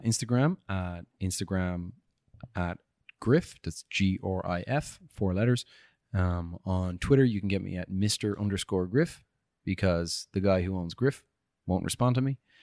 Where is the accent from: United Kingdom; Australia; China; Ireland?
Ireland; I shouldn't say chips. I'm Irish. Crisps